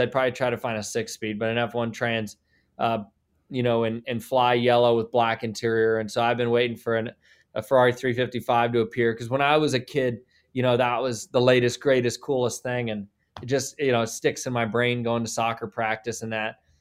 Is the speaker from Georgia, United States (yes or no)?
no; Columbus, Ohio, United States; also born or lived in Indiana; now in Indianapolis, United States; I'm from Columbus